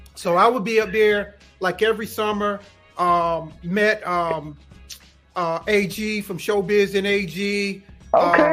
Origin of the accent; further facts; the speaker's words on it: Kinston, North Carolina, United States; I'm originally from Kinston, North Carolina